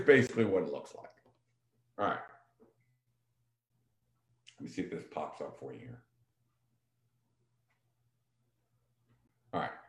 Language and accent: English; Vienna, Virginia, United States; I grew up here in Vienna